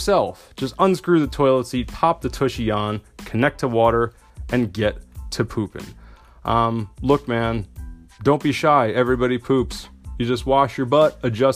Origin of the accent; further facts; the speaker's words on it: New Jersey, United States; also born or lived in Italy; I come from New Jersey.